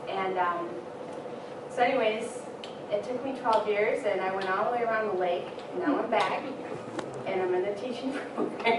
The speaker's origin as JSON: {"language": "English", "area": "near Harbor Springs, Petoskey", "region": "Michigan", "country": "United States", "also_born_or_lived": "Lac Courte Oreilles, Wisconsin", "moved": "yes", "said": "I'm actually from Michigan. I'm from Odawa, up near Harbor Springs, Petoskey, and I used to live here about 12 years ago."}